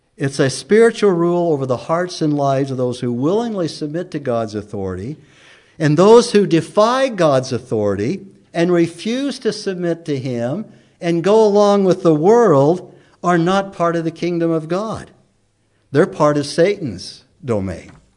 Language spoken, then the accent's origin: English; United States; also born or lived in Emmett; growing up in America in school, most of us recited the pledge day in and day out